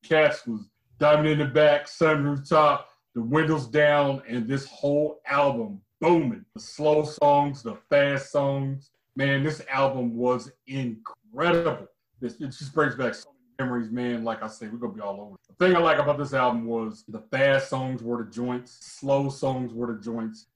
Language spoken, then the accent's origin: English; Midwest, United States; And in my hometown, man, we had so much talent, man. The Midwest was it was a hotbed of talent